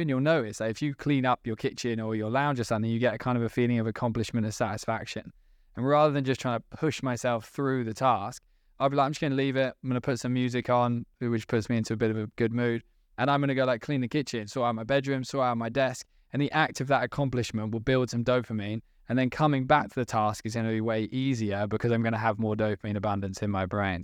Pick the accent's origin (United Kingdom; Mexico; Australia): United Kingdom; as British people